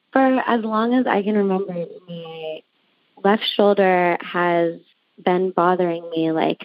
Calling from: Santa Monica, California, United States; I'm calling from Santa Monica, California.

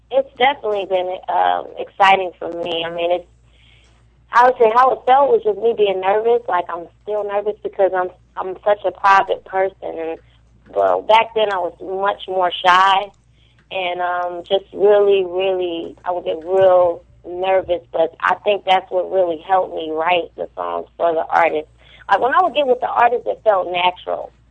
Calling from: New York City, New York, United States; Right now, right now I'm in New York.

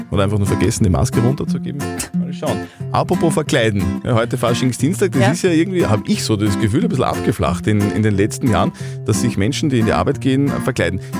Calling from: Luftenberg, Upper Austria, Austria; Aus Luftenberg. Luftenberg.

